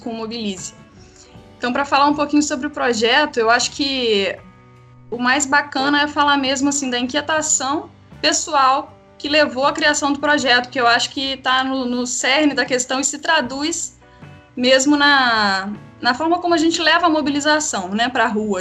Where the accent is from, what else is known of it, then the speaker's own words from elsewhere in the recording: Três Rios, Rio de Janeiro, Brazil; eu sou nascida e criada em Três Rios